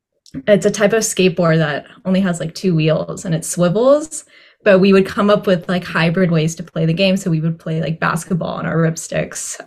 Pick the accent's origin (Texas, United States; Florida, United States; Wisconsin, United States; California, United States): Texas, United States; Coppell; moved away as an adult; also born or lived in Dallas, Texas; now in Boston, United States; I grew up in Coppell, Texas, and I lived there for 22 years through undergrad